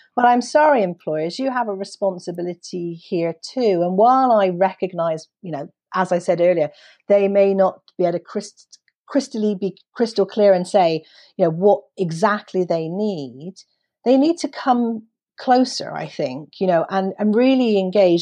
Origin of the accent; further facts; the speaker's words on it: United Kingdom; as a Brit